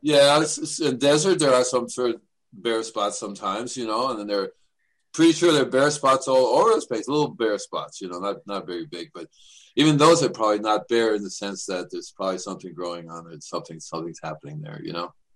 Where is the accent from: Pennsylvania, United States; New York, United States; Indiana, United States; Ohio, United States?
New York, United States; New York City; also born or lived in Puerto Rico / Cuba; I'm from New York City, and they would send me to Puerto Rico or Cuba in the summertime